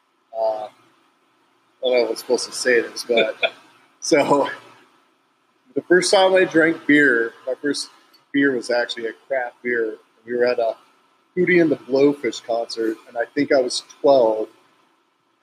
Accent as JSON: {"language": "English", "town": "Yucaipa", "region": "California", "country": "United States", "tie": "born or raised there", "also_born_or_lived": "Riverside, California", "moved": "yes", "said": "I was born in Riverside, raised in Yucaipa."}